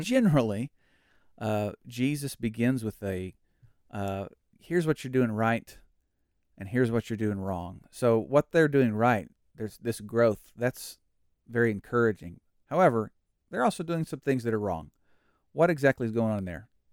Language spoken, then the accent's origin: English; Oklahoma, United States; now in Texas, United States; Oklahoma is my home